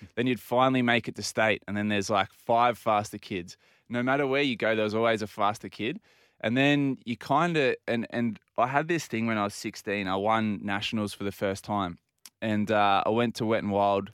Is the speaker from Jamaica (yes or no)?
no; Port Macquarie, New South Wales, Australia; growing up in Port Macquarie